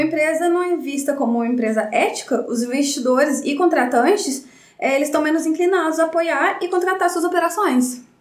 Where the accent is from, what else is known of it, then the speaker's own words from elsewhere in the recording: Baependi, Minas Gerais, Brazil; moved away as an adult; also born or lived in Varginha; eu sou de Bependi